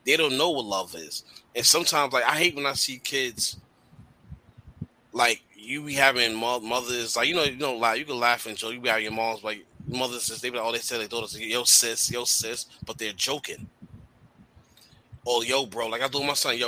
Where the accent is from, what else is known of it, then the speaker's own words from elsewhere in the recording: New York, United States; I've been in New York all my life